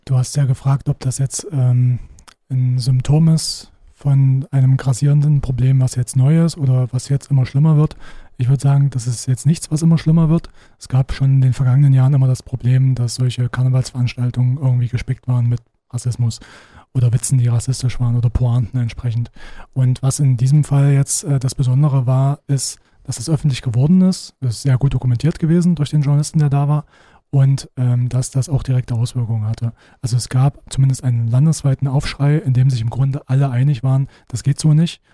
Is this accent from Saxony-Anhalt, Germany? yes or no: yes; Halle, Saxony-Anhalt, Germany; Äh, ich komme ja aus Halle